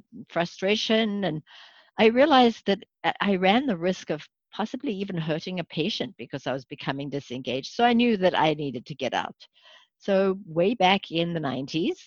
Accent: South Africa; moved away as an adult; also born or lived in Santa Monica, California; now in United States; I probably wasn't born in this country. In fact, I was. I was born in South Africa, came here as a young physician

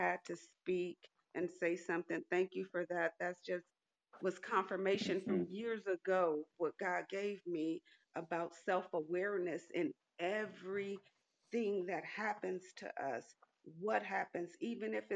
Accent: Los Angeles, California, United States; now in Kansas City, United States; I am living in Kansas City, Missouri. I'm originally from Los Angeles, California

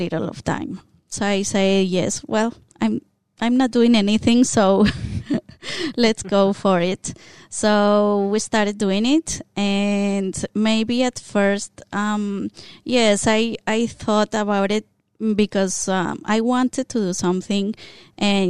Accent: Colombia; first language Spanish; English is a second language; moved away as an adult; now in Australia; we're from Colombia, so we speak Spanish. And then as we are here in Australia and we learn more of the language

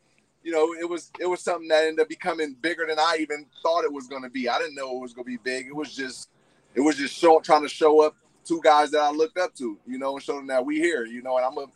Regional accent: San Francisco, California, United States; growing up in San Francisco

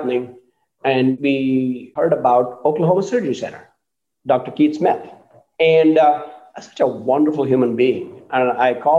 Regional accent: India; moved away as an adult; now in United States; I grew up in India, and I've been living in this country for 31 years.

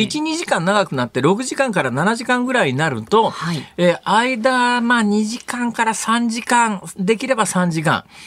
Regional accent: Saitama, Japan; 北関東とか私があの子供の時育った埼玉県とかのあたりは結構土着の人たくさんいましたけどね

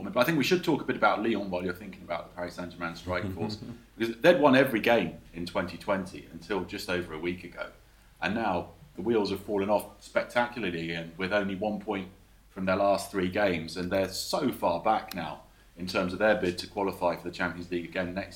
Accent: England, United Kingdom; moved away as an adult; now in France; I was used to growing up in England

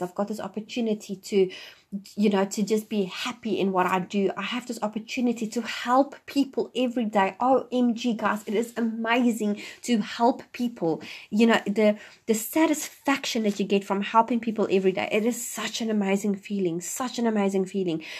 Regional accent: South Africa; moved away as an adult; now in New Zealand; I'm originally from South Africa, and I live in New Zealand now

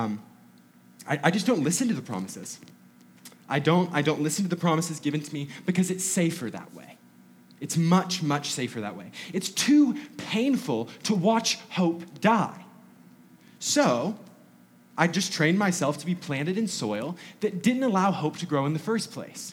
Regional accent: North Georgia, United States; I grew up in North Georgia

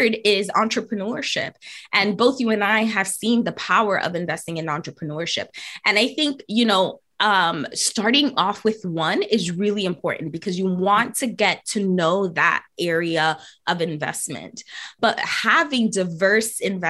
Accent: New York City, New York, United States; I grew up in the Bronx

